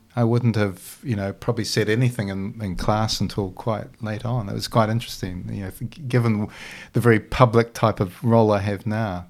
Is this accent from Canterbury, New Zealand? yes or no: yes; Christchurch, Canterbury, New Zealand; also born or lived in Dunedin, New Zealand; at probably about age five or six, we moved to, uh, to to Christchurch